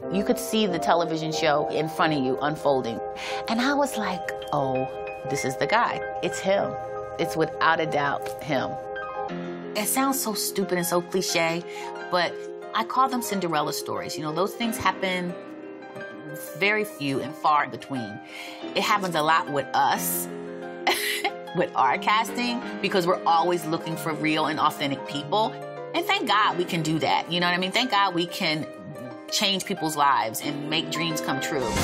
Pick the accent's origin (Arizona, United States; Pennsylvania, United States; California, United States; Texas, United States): Pennsylvania, United States; Philadelphia; I grew up in Philadelphia, we were five kids